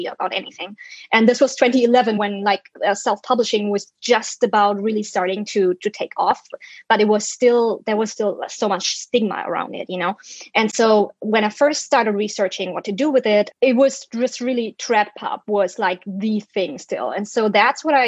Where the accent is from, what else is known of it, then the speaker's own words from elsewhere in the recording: Germany; first language German; English is a second language; moved away as an adult; now in United States; I'm a German citizen, native speaker, and We just moved to the US in 2012.